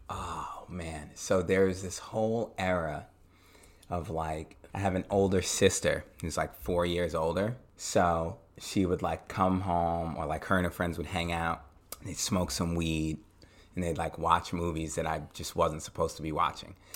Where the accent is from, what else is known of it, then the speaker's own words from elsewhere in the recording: Long Island, Suffolk County, New York, United States; I grew up out in Long Island, Suffolk County